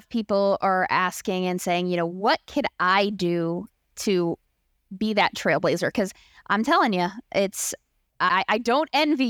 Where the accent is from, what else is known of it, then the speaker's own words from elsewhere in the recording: Maryland, United States; I'm from the Maryland, D.C. area.